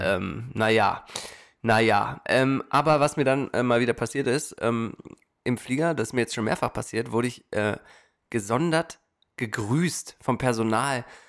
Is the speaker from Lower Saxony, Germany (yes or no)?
yes; Hanover, Lower Saxony, Germany; now in Portland, United States; wie grün wir aufgewachsen sind in der Stadt.